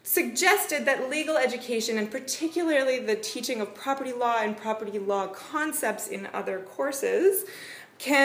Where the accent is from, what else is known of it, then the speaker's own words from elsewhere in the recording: Canada; accent: Canadian; moved away as an adult; also born or lived in New Zealand; now in Wellington, New Zealand; I am also Canadian